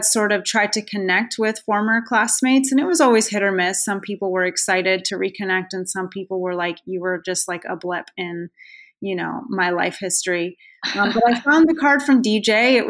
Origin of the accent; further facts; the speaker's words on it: San Jose, California, United States; moved away as an adult; also born or lived in Irvine, California / Pennsylvania; now in North Carolina, United States; I am from San Jose, California. I grew up there